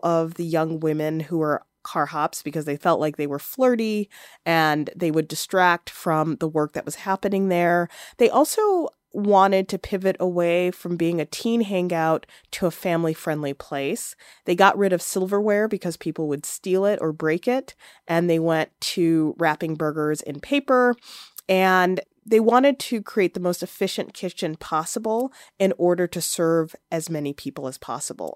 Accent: Chicago, Illinois, United States; growing up in Chicago

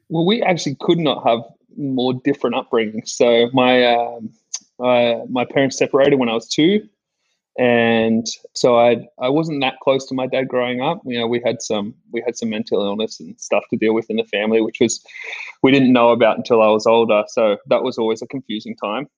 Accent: Sydney, New South Wales, Australia; I grew up in Sydney um, at Bondi in Bondi Beach

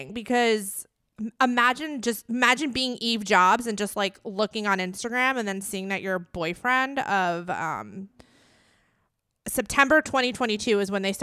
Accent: East Coast, United States; growing up on the East Coast

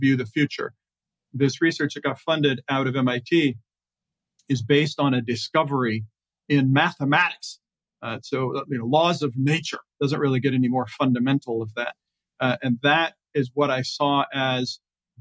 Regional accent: United States; we as American taxpayers

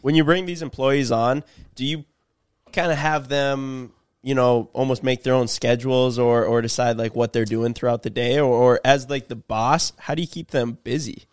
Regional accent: Midwest, United States; we're from the Midwest

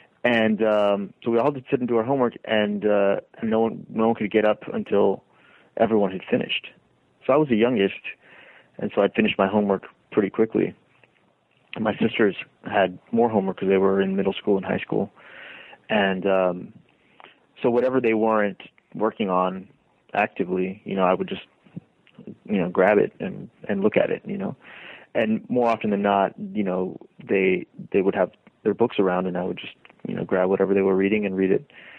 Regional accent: Deep South, United States; there's plenty that is complicated about growing up in the Deep South, especially if one is not of the sort of two dominant groups

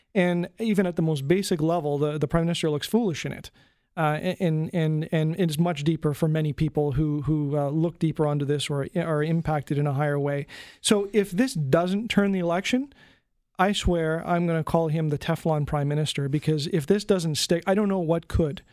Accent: Canada; me as a Canadian

